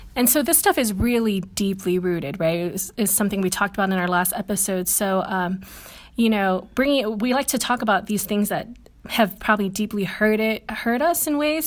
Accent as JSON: {"language": "English", "country": "Guam", "said": "I come from Catholic country, which is Guam."}